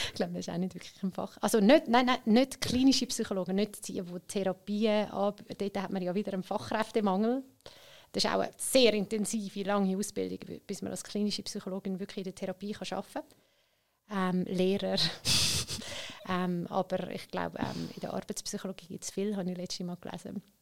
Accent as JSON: {"language": "German", "region": "Zurich", "country": "Switzerland", "tie": "born or raised there", "said": "ich bin in Schwammendingen auch selber aufgewachsen"}